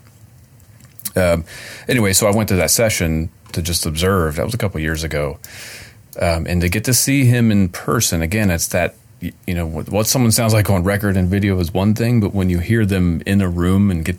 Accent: the South, United States; accent: Southern; Library. I always say that word like I'm definitely from the South. Library.

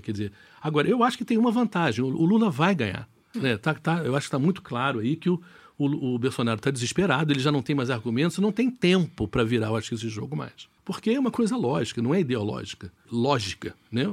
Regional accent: Rio de Janeiro, Brazil; moved away; eu sou carioca, adoro o Rio de Janeiro

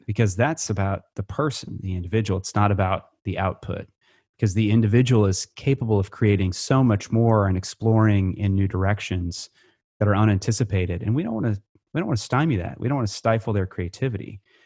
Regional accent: Creston, Iowa, United States; moved away; also born or lived in Nebraska / Missouri; growing up in Iowa

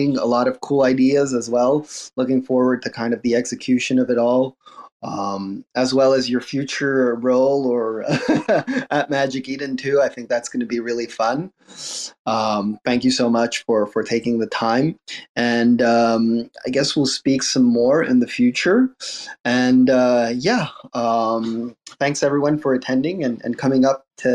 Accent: Montreal, Quebec, Canada; I'm from Montreal too

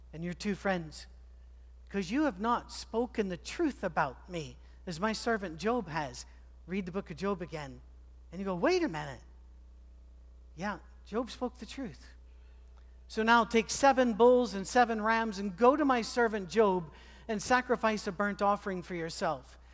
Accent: Scotland, United Kingdom; moved away; I'm a Scotsman

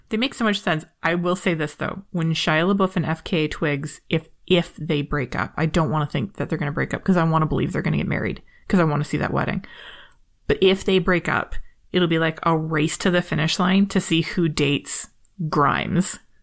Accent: Canada; I'm Canadian and polite

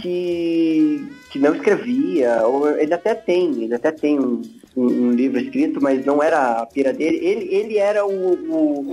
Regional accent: São Paulo, Brazil; now in Curitiba, Brazil; eu sou de São Paulo, mas estou em Curitiba há muito tempo já

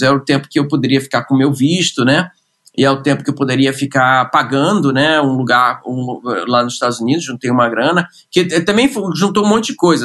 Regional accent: Rio de Janeiro, Brazil; moved away; Eu, eu sou carioca, nasci no Rio de Janeiro, uh, nasci no subúrbio do Rio de Janeiro, né? Minha família é, é de Marechal Hermes

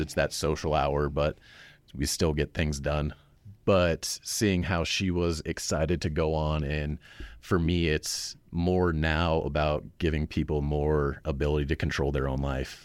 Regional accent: Cheyenne, Wyoming, United States; Originally, I'm from Cheyenne

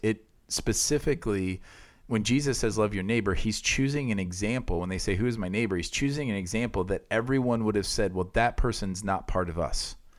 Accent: Iowa, United States; moved away; where I grew up in Iowa

